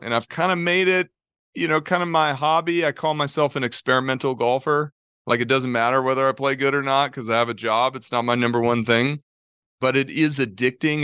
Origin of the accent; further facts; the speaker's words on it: Globe, Arizona, United States; moved away as an adult; also born or lived in Golden, Colorado; growing up in Globe